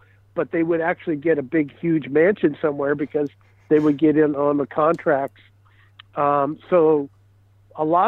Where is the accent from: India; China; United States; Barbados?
United States; Kansas City; now in Burbank, United States; I was born in Kansas City.